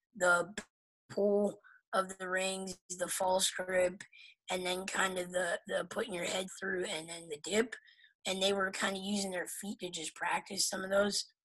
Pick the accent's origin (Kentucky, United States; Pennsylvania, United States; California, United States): Pennsylvania, United States; moved away; I'm from Pennsylvania originally